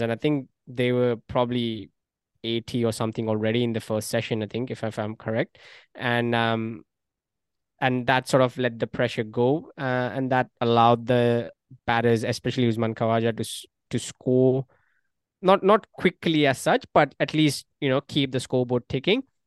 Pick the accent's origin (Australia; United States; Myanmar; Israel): Australia; as an Australian